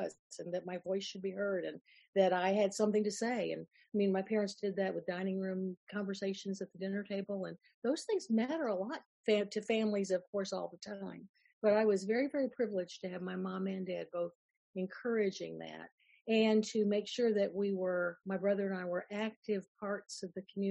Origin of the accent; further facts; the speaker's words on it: Florida, United States; I grew up in Florida